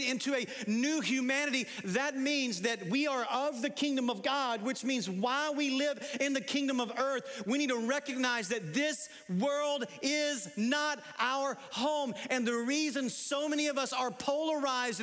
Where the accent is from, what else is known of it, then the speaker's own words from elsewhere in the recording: United States; I'm a Christian before I'm an American.